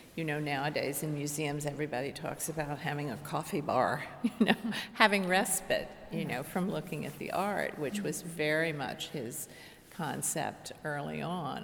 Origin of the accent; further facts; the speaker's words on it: Washington, District of Columbia, United States; I was born and raised in Washington, D.C.